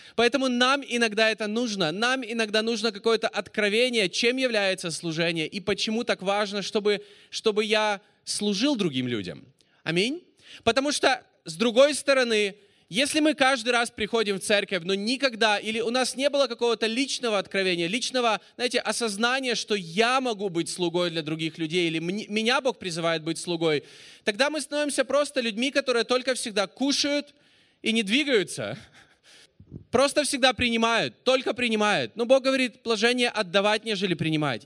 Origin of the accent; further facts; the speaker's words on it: Russia; I am from Russia